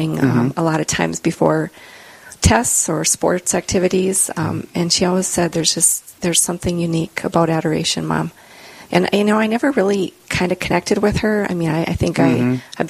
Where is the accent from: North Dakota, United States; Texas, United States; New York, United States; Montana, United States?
North Dakota, United States; Richardson; I was from Richardson